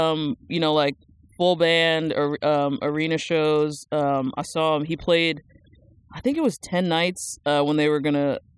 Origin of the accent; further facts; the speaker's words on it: New Jersey, United States; Born and raised. Okay. Like, went there, like, born there, went to, like, all school there, even went to college there.